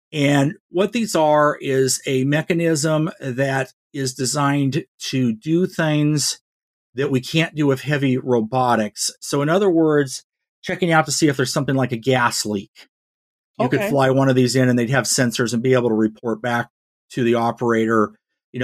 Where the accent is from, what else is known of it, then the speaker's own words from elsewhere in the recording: Northern Nevada, United States; growing up in Northern Nevada